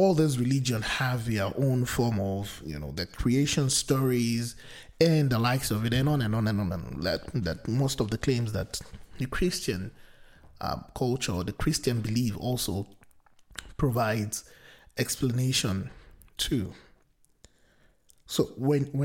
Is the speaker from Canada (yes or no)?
no; Nigeria; I come from the Nigerian culture or society, which is very pluralistic in nature